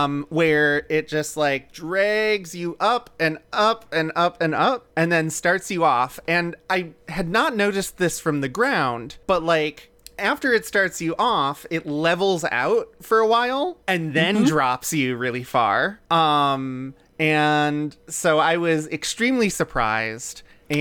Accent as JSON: {"language": "English", "town": "Milwaukee", "region": "Wisconsin", "country": "United States", "said": "I come from Milwaukee, which is the home of culturally specific festivals."}